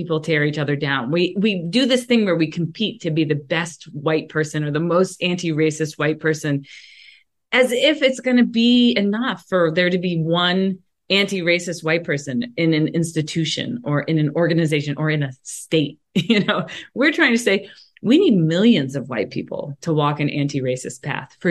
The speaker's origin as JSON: {"language": "English", "town": "Mount Lebanon", "region": "Pennsylvania", "country": "United States", "tie": "born or raised there", "said": "I grew up in Mount Lebanon, a suburb of Pittsburgh, that was almost 100% white"}